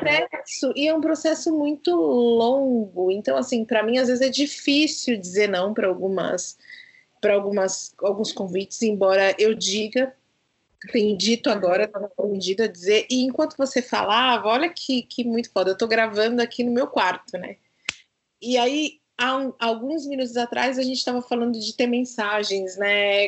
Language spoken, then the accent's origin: Portuguese; Brazil; eu saí da periferia onde eu nasci, lá no João 23